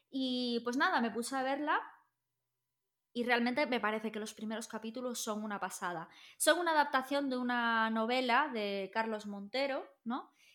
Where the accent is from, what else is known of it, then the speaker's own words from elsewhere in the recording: Galicia, Spain; nosotros somos gallegos